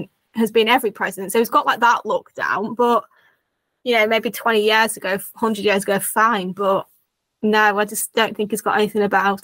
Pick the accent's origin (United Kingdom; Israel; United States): United Kingdom; as a Brit